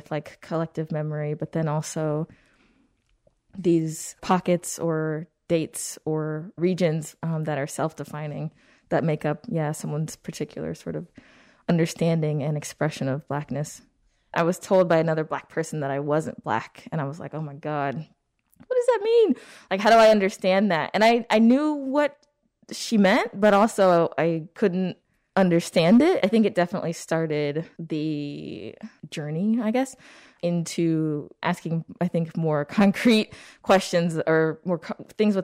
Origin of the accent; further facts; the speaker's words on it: California, United States; moved away as an adult; now in Chicago, United States; I'm from California, although I have, yeah, spent a significant amount of my adulthood in Chicago